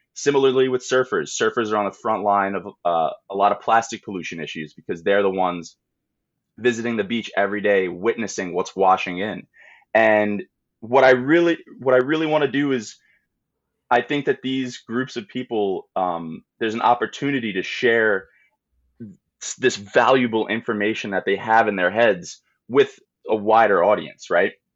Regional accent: Long Island, New York, United States; I grew up on Long Island

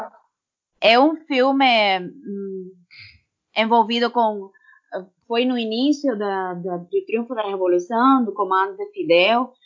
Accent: Cuba; Portuguese is a second language; moved away as an adult; now in Brazil; essa é minha minha terra mãe

